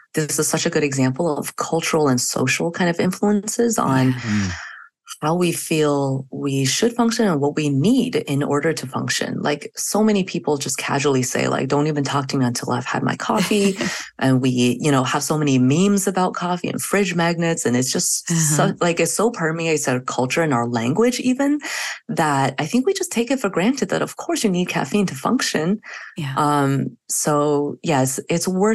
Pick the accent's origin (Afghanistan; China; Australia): China; moved away; I grew up in China where we walked home from school to nap and then we walked back to school for afternoon classes.